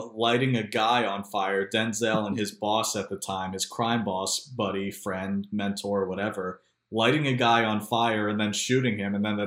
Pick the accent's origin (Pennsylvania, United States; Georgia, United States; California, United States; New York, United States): Pennsylvania, United States; Philadelphia; also born or lived in Baltimore, D.C. area; now in Baltimore-Washington area, United States; I'm from Philadelphia originally, but now live in the Baltimore, D.C. area